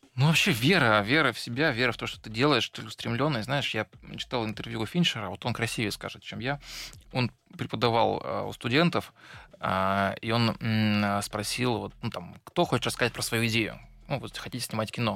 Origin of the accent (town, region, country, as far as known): Tyumen, Tyumen Oblast, Russia; moved away